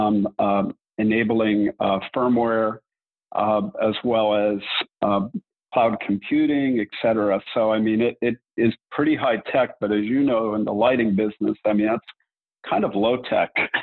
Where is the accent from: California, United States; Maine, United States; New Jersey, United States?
California, United States; Southern; I grew up in Southern California, attended school in LA, USC